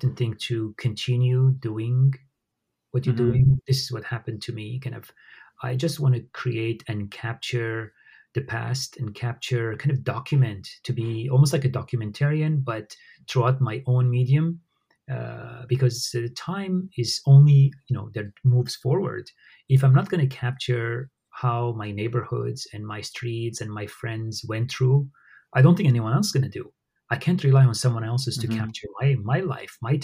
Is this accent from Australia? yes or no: no; Syria; moved away; growing up in Syria, I witnessed how, you know, my neighbors, they were Arabs and they were Assyrians, they're Armenians like me